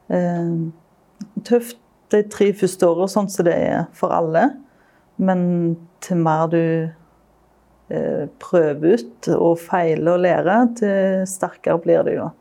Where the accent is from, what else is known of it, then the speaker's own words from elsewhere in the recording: Stavanger, Rogaland, Norway; når jeg vokste opp i Stavanger